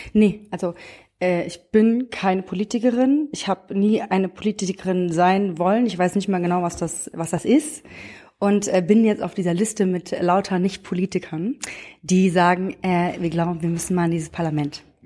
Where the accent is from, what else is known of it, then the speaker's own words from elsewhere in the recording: Frankfurt am Main, Hesse, Germany; Ich bin aus Frankfurt am Main, aus der, nicht aus dem Umland von Frankfurt, sondern aus der Stadtmitte tatsächlich. Bin in so einem äh, Techie-Haushalt groß geworden